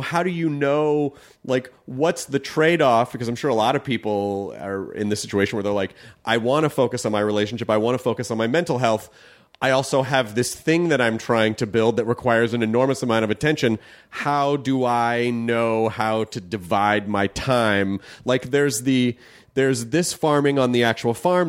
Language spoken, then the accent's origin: English; the South, United States; moved away; I grew up in the South